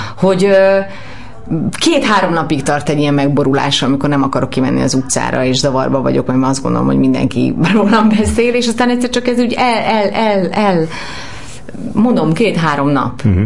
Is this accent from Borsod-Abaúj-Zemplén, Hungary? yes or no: no; Budapest, Hungary; én a rózsadomra születtem, és hogy gyerekként is volt ebből egy problémám, hogy, hogy azért azt gondolták az általános iskába